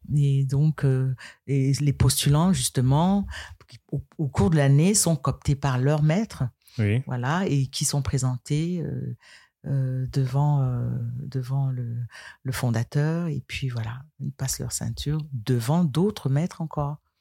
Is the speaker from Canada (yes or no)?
no; Tchamp, west Cameroon, Cameroon; Tchamp, c'est ma ville natale. D'accord. Voilà. Euh, c'est à l'ouest du Cameroun